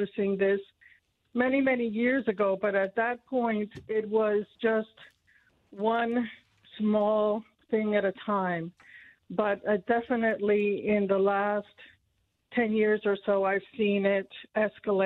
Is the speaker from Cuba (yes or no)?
yes; Cuba; now in Noblesville, United States; my parents emigrated from Cuba. I was born in Cuba, and they brought my brother and I here